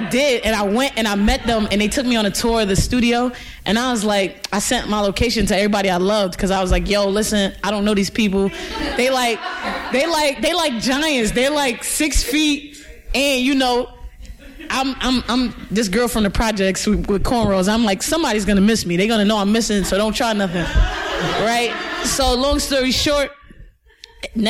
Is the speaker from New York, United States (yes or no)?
yes; New York City, New York, United States; I'm from Brooklyn, New York